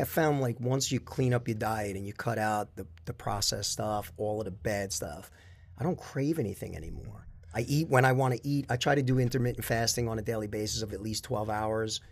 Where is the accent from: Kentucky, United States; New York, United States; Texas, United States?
New York, United States; North Babylon; also born or lived in Queens; grew up in North Babylon, went to the North Babylon school system